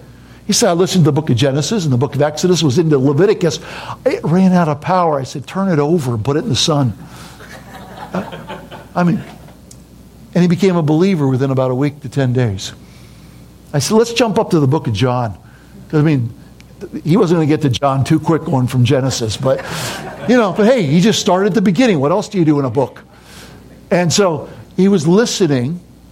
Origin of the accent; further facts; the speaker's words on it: United States; now in Papua New Guinea; To me, this is home. Yeah, I'm an American, but I've lived so much of my life there. That's home. I dream in Pidgin. I think in Pidgin. That's who I am.